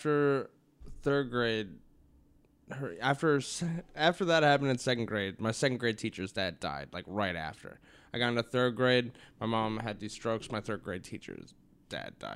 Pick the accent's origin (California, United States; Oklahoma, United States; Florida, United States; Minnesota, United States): Minnesota, United States; Apple Valley; also born or lived in Burnsville, Minnesota; now in Jamestown, United States; I grew up in Apple Valley, and then after my dad died, we moved to Burnsville